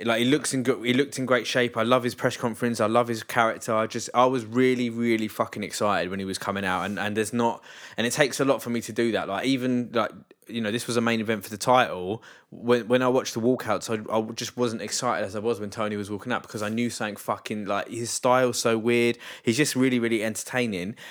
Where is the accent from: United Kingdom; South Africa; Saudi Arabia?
United Kingdom; England; I'm English